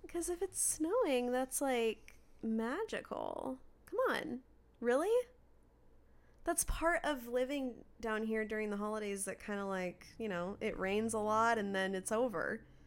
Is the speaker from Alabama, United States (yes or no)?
no; Redmond, Washington, United States; when I was growing up in Washington